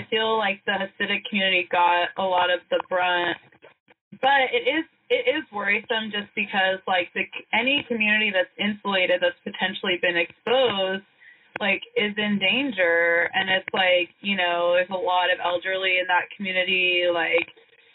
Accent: Oklahoma, United States; moved away; I was raised in Oklahoma

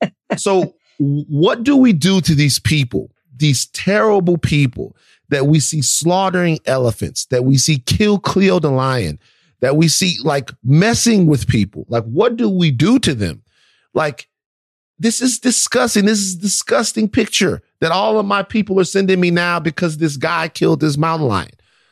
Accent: Baton Rouge, Louisiana, United States; I'm from Baton Rouge, Louisiana.

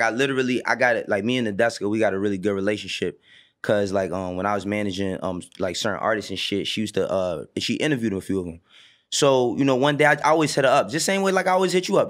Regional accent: New York City, New York, United States; also born or lived in the Bronx; growing up in Harlem

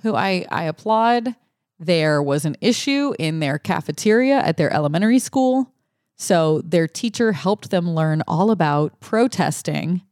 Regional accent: Louisiana, United States; I grew up in Louisiana

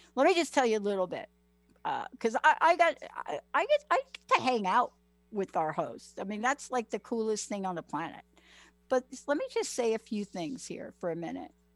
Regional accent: United States; I grew up in New York, New Jersey

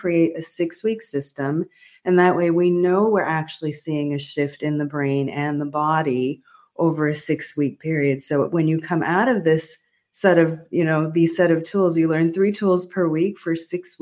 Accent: Near Port Elizabeth, Eastern Cape, South Africa; I was born in South Africa during a very difficult time

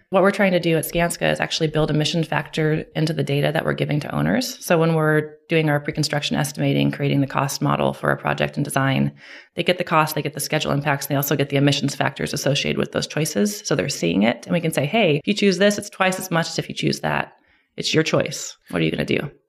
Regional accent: Clackamas, Oregon, United States; I grew up in Oregon, Clackamas, Oregon, which is a suburb of Portland

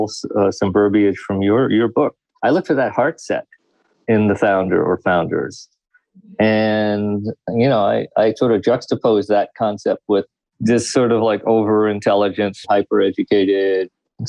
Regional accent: Trinidad & Tobago; My ethnic heritage is South Asian, but I actually come from the Caribbean and from a small island called Trinidad and Tobago

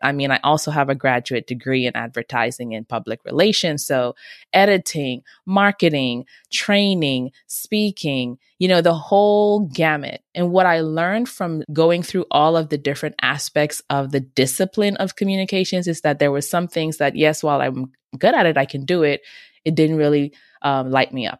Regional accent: Bahamas; moved away; also born or lived in Nigeria; I grew up in the beautiful islands of the Bahamas, and I'm also from Nigeria on my dad's side

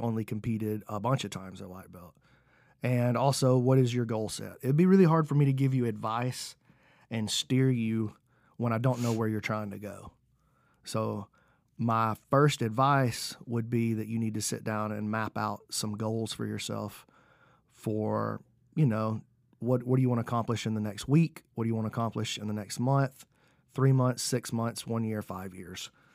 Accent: Alabama, United States; I'm from Alabama

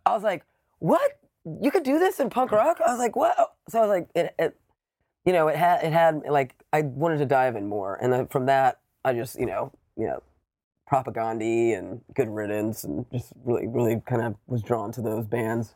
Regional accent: Savannah, Georgia, United States; I grew up in Savannah, Georgia

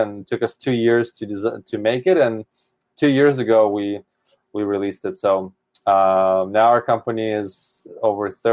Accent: Seattle, Washington, United States; I'm from Seattle, and it's rainy and cold.

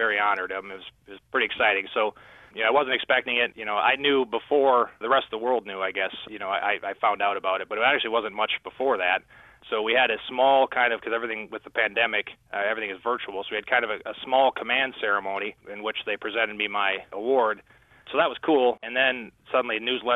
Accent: Midwest, United States; I'm from the Midwest

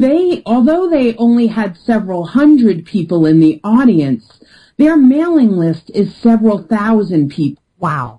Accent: New York, United States; I'm from New York and I'm direct.

